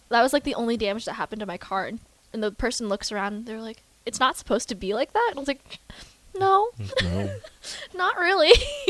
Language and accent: English; California, United States; I'm from California.